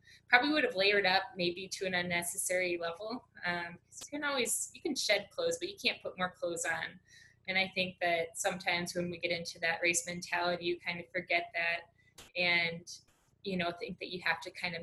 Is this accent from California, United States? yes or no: no; Wisconsin, United States; I grew up in Wisconsin